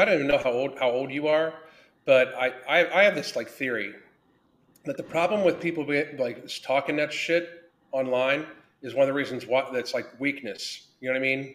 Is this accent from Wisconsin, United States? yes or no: no; Pittsburgh, Pennsylvania, United States; I grew up in the South Hills of Pittsburgh